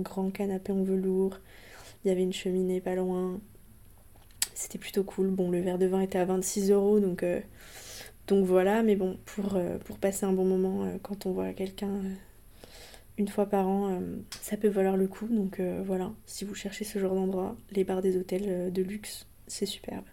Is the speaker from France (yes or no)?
yes; Côtes-d'Armor, Brittany, France; là d'où je viens en Bretagne, euh, dans les Côtes d'Armor.